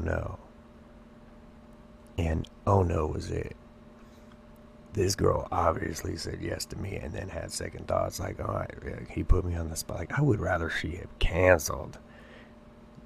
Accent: California, United States; I barely survived growing up in the ghetto in California

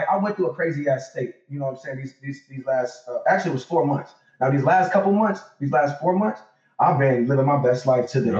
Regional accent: Detroit, Michigan, United States; we was raised in Detroit. You know, so in Detroit. Yeah, I'm 30, I'm about to be 33 in April.

